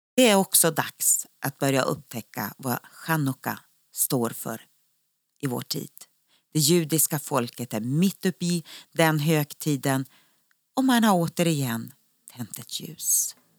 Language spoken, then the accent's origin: Swedish; Sweden; moved away as an adult; also born or lived in Israel; När man bor utomlands är det alltid så roligt att träffa andra svenskar